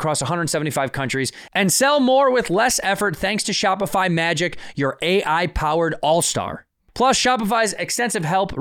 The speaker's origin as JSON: {"language": "English", "town": "Chicago", "region": "Illinois", "country": "United States", "tie": "born or raised there", "said": "Chicago, my hometown"}